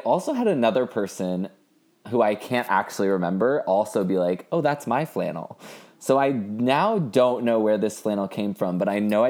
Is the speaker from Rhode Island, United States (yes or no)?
no; San Francisco, California, United States; now in Los Angeles, United States; I'm from San Francisco originally. I'm very LA now.